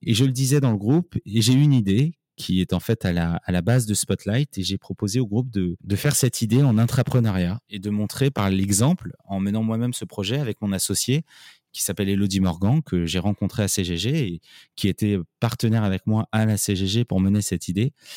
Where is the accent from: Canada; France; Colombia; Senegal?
France; Paris, Île-de-France; moved away as an adult; also born or lived in Nancy; Je suis parisien, euh, je suis né à Paris, on va dire un vrai parisien qui a fait ses études à Paris